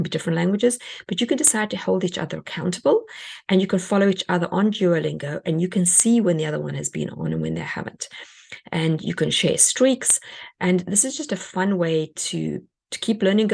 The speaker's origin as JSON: {"language": "English", "country": "South Africa", "moved": "yes", "lives_now": "United States", "said": "I come from South Africa"}